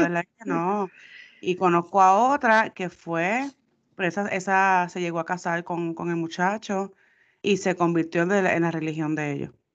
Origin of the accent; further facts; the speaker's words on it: Puerto Rico; los puertorriqueños somos